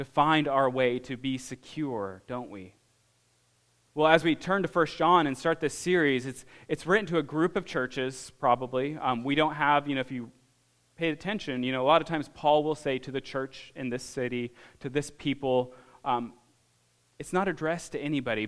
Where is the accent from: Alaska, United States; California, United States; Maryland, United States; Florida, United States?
Alaska, United States; moved away; I grew up in Alaska.